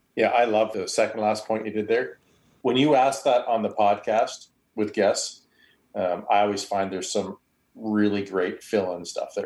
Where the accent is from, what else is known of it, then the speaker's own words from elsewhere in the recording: Canada; accent: Canadian; I'm Canadian